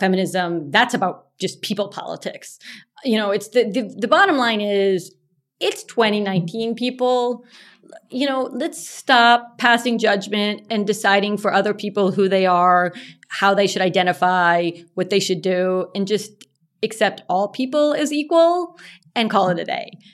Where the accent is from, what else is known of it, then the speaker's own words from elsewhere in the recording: Texas, United States; I do remember being a young girl growing up in Texas